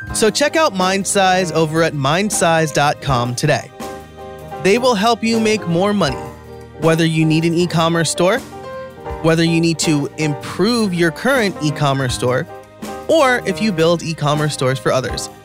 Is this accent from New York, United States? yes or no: yes; New York, United States; I'm from New York and I'm Italian